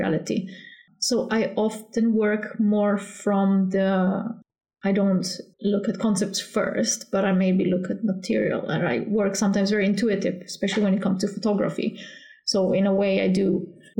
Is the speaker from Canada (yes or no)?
no; Slovenia; moved away as an adult; now in Gothenburg, Sweden; Originally, I'm from Slovenia